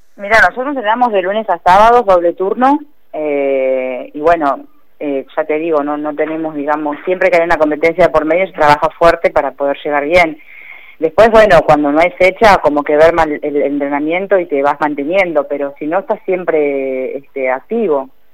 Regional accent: San Fernando, Buenos Aires Province, Argentina; yo soy de San Fernando, zona norte de Gran Buenos Aires

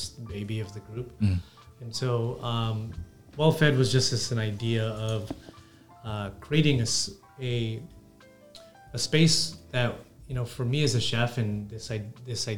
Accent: National City, California, United States; who I am as a Filipino American that grew up here, that grew up in National City

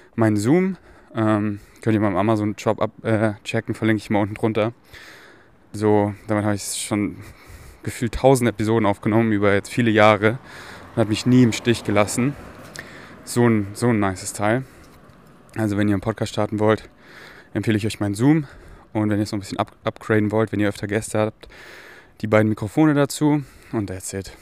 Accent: Munich, Bavaria, Germany; moved away; Ich bin hier in München, wo ich aufgewachsen bin

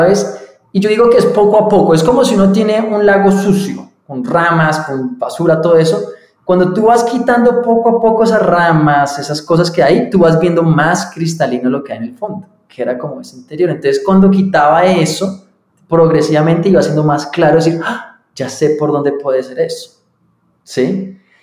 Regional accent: Colombia; also born or lived in London / United States / Boyacá; yo nací entonces aquí en Colombia, me crié

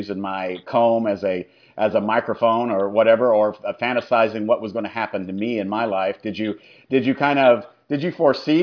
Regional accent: Indianapolis, Indiana, United States; I was born and raised in Indianapolis

